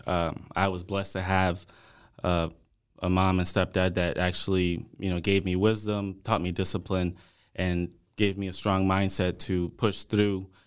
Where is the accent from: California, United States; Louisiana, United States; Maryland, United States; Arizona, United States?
Louisiana, United States; New Orleans; also born or lived in Monroe, Louisiana; now in Dallas, United States; originally, I'm from New Orleans.